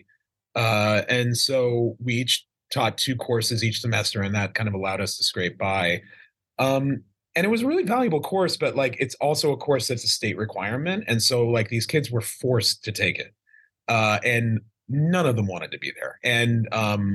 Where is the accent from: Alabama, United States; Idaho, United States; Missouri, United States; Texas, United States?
Idaho, United States; I grew up in Idaho in a small town